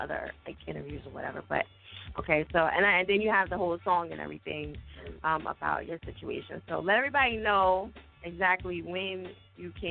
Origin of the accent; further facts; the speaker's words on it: New Jersey, United States; now in Philadelphia, United States; I'm from Jersey, but I've been in Philly for 15